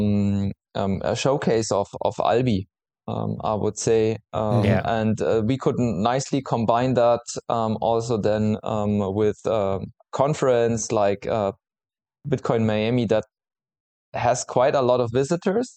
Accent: Munich, Bavaria, Germany; I'm from Munich

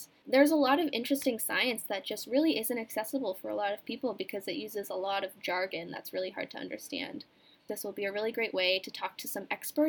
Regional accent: Swanton, Vermont, United States; I am from Swanton, Vermont, which is about 45 minutes from school

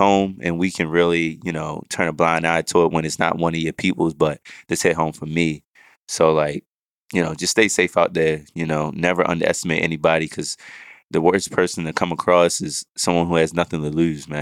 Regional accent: Baltimore, Maryland, United States; moved away; my hometown

